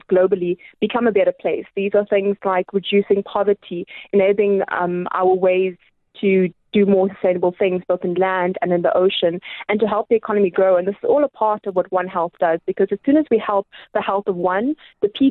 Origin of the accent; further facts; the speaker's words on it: King William's Town, Eastern Cape, South Africa; also born or lived in Gqeberha / Pietermaritzburg; now in Pretoria, South Africa; I was born in Gqeberha, and I grew up in a small little town called King Williamstown